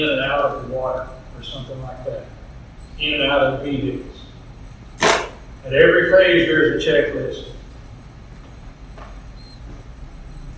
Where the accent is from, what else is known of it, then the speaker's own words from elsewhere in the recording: Middle Tennessee, United States; I grew up in Middle Tennessee